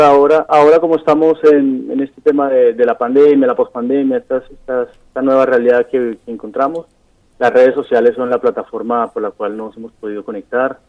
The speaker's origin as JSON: {"language": "Spanish", "region": "Caribbean Region", "country": "Colombia", "moved": "as an adult", "lives_now": "Paraná, Argentina", "said": "yo soy de Colombia, soy del Caribe colombiano"}